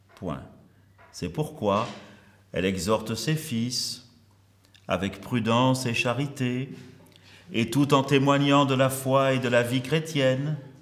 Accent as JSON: {"language": "French", "town": "Marseille", "region": "Provence-Alpes-Côte d'Azur", "country": "France", "tie": "born or raised there", "also_born_or_lived": "Algeria", "said": "je suis à Marseille depuis 1966, quand mes parents sont. Euh, j'arrivais avec mes parents, mais je suis né en Afrique, en Afrique du Nord, en Algérie, du temps où l'Algérie était française"}